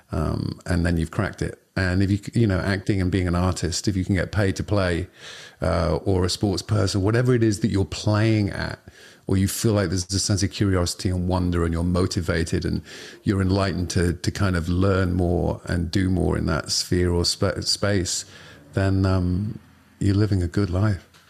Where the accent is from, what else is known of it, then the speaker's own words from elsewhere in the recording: Liverpool, North West England, United Kingdom; the neighborhood I lived quite close by was, um, the Liverpool football club, uh, which is my, my, the team that I support and I kinda went to see and played a little bit for when I was a kid